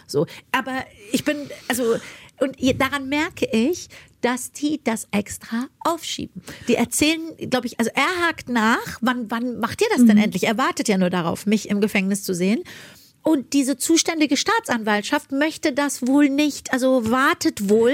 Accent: Germany; also born or lived in Iran; in einem Land groß zu werden, was mir so viel Bildung mitgegeben hat

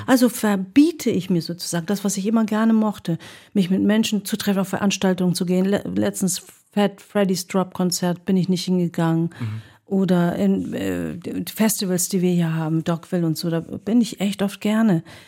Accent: Hamburg, Germany; also born or lived in Hagen / Greece; in den Städten bin ich ja aufgewachsen, bin in Obermarschen zur Schule gegangen, habe später dann meine eigene Wohnung in Blankenese gehabt

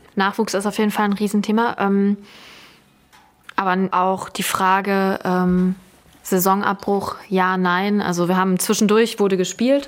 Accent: Trier, Rhineland-Palatinate, Germany; moved away as an adult; ich bin ja in Trier, mit Trier groß geworden, habe da studiert

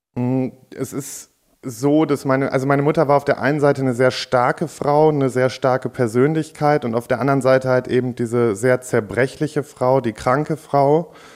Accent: Warendorf, North Rhine-Westphalia, Germany; ich bin in Warndorf ja sogar direkt auf dem Landgestüt groß geworden

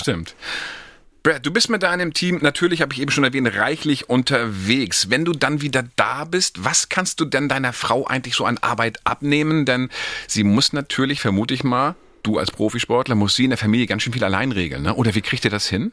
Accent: Northern Germany, Germany; als Norddeutscher

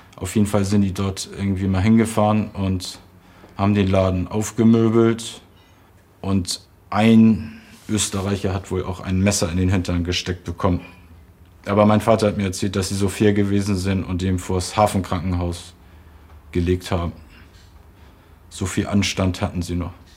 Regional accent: Hamburg, Germany; Ich bin am 15. Mai 71 geboren in Hamburg und da lebten meine Eltern noch in Eimsbüttel

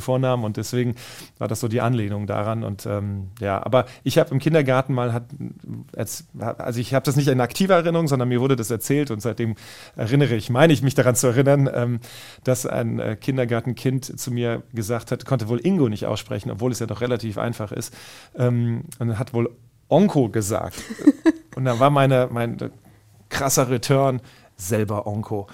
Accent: Wiesbaden, Hesse, Germany; moved away as an adult; ich bin in Wiesbaden geboren, in äh, Wiesbaden aufgewachsen

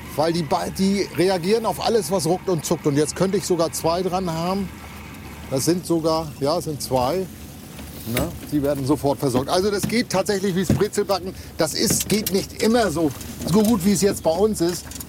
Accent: Mecklenburg-Vorpommern, Germany; hier bei uns in Mecklenburg-Vorpommern

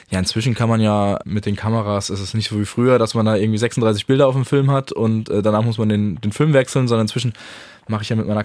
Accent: Karlsruhe, Baden-Württemberg, Germany; Äh, ich komme ursprünglich aus Karlsruhe und äh, habe deswegen auch so eine gewisse Sympathie mit dem KSC dort vor Ort.

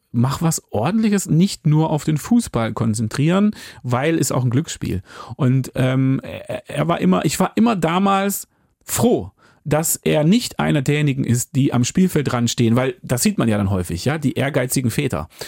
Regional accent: Hamburg, Germany; gerade als Hamburger ist es auch eine relevante Frage, willst du es annehmen oder nicht?

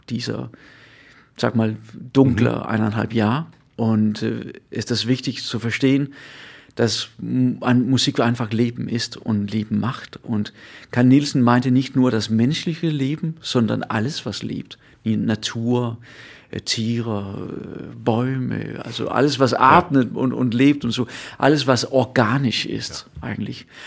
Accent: Funen, Southern Denmark, Denmark; German is a second language; Ich komme selber aus Fünen, also der, der Insel

